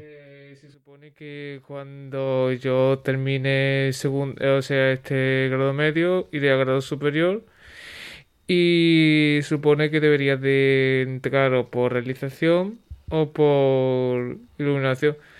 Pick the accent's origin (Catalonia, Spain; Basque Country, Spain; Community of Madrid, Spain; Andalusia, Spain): Andalusia, Spain; Huelva; soy de Huelva